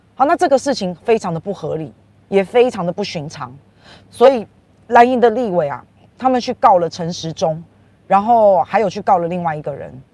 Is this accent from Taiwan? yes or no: yes; Taiwan; 总共已经为我们台湾人买到了一千五百万剂的疫苗